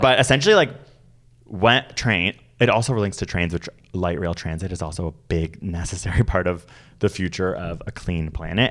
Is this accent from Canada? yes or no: yes; Canada; as a Canadian